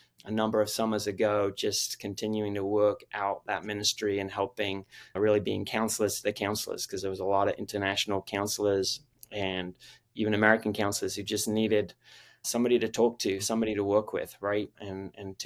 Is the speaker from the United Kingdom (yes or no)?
yes; England, United Kingdom; moved away as an adult; also born or lived in Philadelphia / Austin, Texas; now in St. Augustine, United States; I was born and raised in England